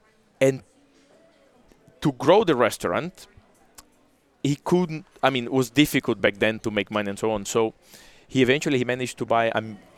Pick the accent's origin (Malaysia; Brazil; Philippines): Brazil; Curitiba, Paraná; English is a second language; now in Monaco; Curitiba, my hometown